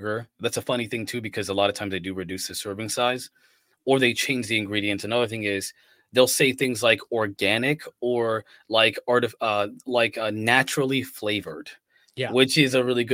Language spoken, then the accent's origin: English; United States; I'm an American